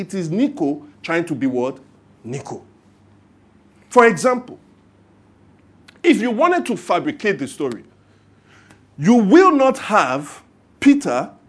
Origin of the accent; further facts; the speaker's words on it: Lagos, Nigeria; growing up in Lagos